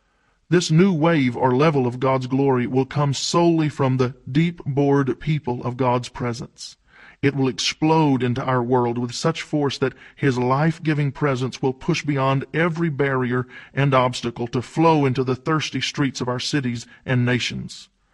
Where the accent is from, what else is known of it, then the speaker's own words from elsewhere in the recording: Louisiana, United States; I was born and raised in Louisiana, where we're accustomed to seeing days of rain.